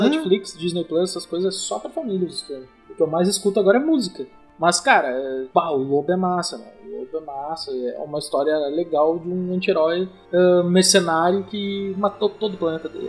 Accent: interior of Rio Grande do Sul, Brazil; na minha cidade, interior aqui do Rio Grande do Sul

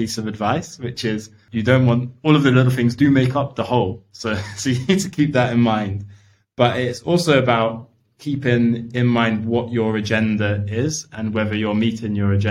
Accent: London, United Kingdom; I grew up in East London. I grew up on Hackney Road, really close to Shoreditch

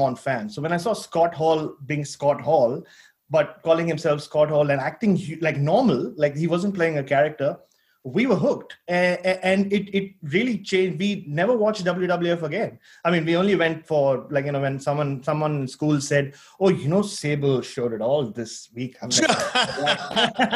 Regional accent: India; moved away; also born or lived in Australia; I grew up in India, unlike you guys, where, you know, it was a very conservative society

